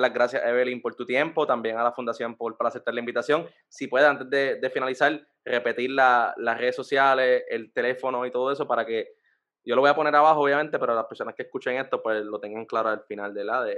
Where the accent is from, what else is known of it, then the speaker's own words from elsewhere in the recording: San Juan, Puerto Rico; yo soy de San Juan, nacido y criado en San Juan